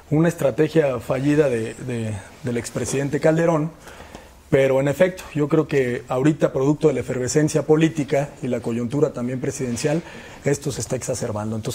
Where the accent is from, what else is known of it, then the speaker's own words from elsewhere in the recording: Michoacán, Mexico; Michoacán no solo somos eso, los michoacanos no solo somos eso.